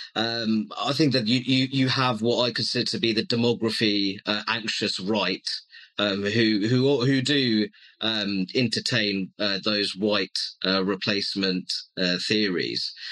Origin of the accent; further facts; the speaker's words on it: Luton, East of England, United Kingdom; also born or lived in Hammersmith, London; I was born in Hammersmith in West London, my family home is in Luton, and I'm predominantly a Bangladeshi origin.